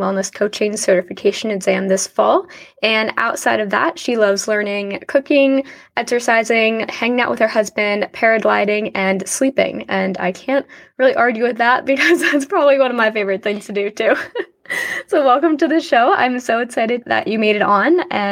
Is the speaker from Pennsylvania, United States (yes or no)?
no; New Jersey, United States; I'm from Jersey